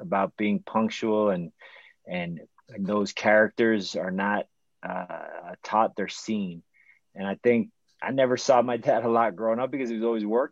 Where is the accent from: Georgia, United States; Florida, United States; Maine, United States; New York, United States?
Florida, United States; Miami; Growing up in Miami